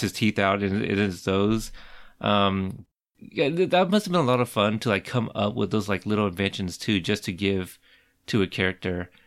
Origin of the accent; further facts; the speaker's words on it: Pacific Northwest, United States; grew up, obviously, in the Pacific Northwest